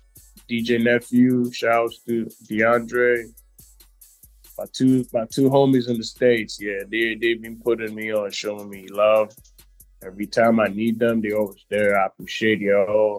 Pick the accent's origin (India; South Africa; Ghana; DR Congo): Ghana; Eastern Region; now in Accra, Ghana; Me, I'm from Eastern Region. I'm from a town called Chibi